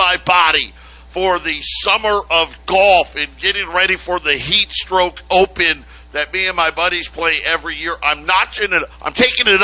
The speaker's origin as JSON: {"language": "English", "region": "Arizona", "country": "United States", "tie": "born or raised there", "said": "We're born and raised in Arizona"}